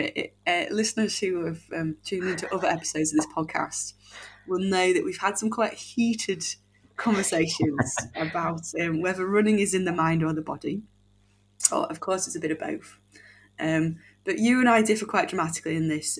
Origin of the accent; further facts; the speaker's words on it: United Kingdom; as British folk